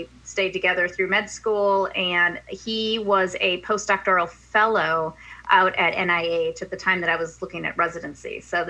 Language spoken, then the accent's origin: English; Minneapolis, Minnesota, United States; moved away as an adult; also born or lived in Bloomington, Minnesota / Madison, Wisconsin / Milwaukee, Wisconsin; now in Washington, D.C., United States; I was born and raised in Minneapolis. I actually lived near Lake Nokomis.